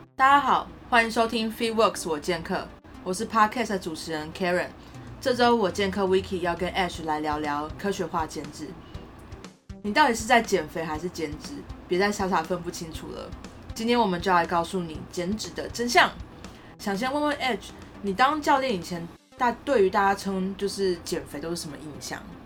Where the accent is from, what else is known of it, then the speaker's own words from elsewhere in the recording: Tainan, Taiwan; now in Taipei, Taiwan; 我是台南人